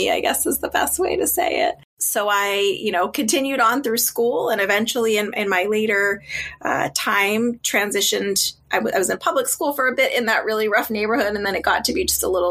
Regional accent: Boston, Massachusetts, United States; I grew up just outside of Boston in kind of a tougher neighborhood

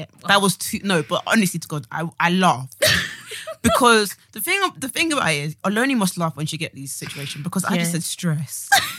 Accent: Nigeria; this is the thing where I'm coming from as a Nigerian.

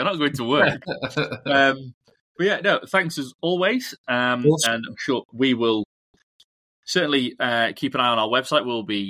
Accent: Portugal; Yeah, I'm from Portugal, you're from Spain.

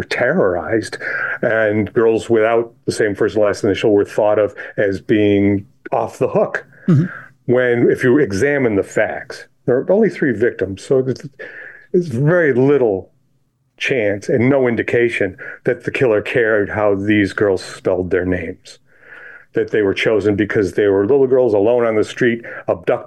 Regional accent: Chili, New York, United States; I grew up in Chile, New York, which is south of Rochester, end of a dirt road.

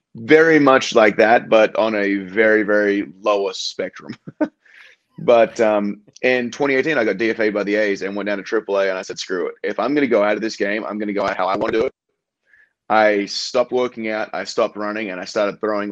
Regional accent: Australia; moved away as an adult; As an Australian

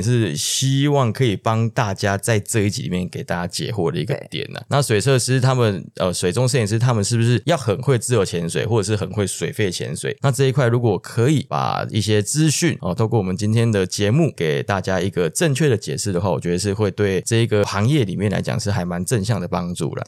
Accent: Taiwan; 我们台湾这边

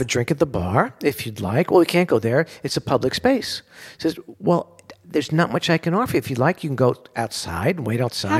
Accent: New York City, New York, United States; I grew up in Bensonhurst, Brooklyn

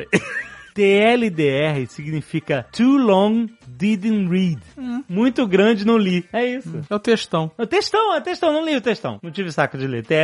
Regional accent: Brasília, Federal District, Brazil; Um sobre 60 anos de Brasília, minha cidade natal

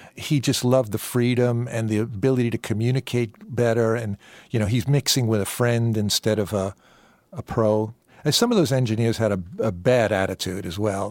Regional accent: New York City, New York, United States; moved away as an adult; also born or lived in Manhattan / England; I grew up in Brooklyn, New York, and then I moved to the big borough of Manhattan at age twenty-one

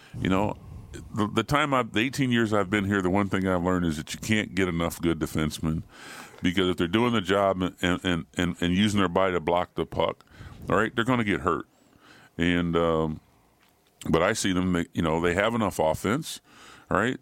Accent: Ohio, United States; I'm from Ohio

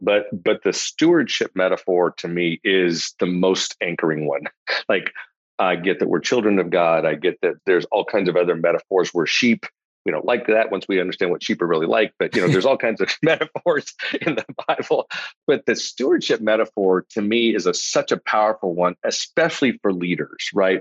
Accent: Los Angeles, California, United States; now in Austin, United States; grew up in a I like to say lower middle class family is the right term for it. My dad was a social worker, my mom was a teacher, so it gives you a sense of the of the uh, lack of financial stature there. In in the suburbs

